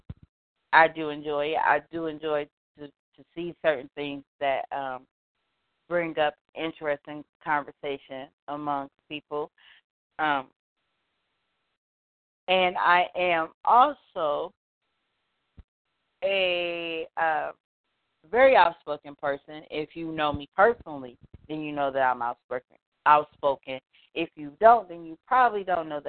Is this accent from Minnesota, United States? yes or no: no; Detroit, Michigan, United States; I was born and raised in Detroit, Michigan